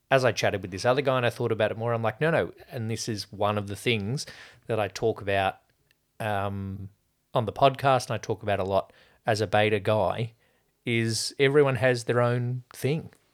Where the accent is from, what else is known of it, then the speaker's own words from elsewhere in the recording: Australia; speaking as Australian